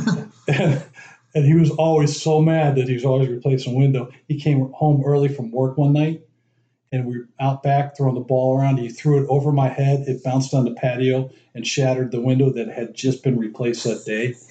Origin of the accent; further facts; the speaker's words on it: Dayton, Ohio, United States; also born or lived in Youngstown, Ohio / Cleveland, Ohio; we moved to Cleveland when I was three, lived there till I was ten, then moved to Dayton. So I basically grew up in Dayton, Ohio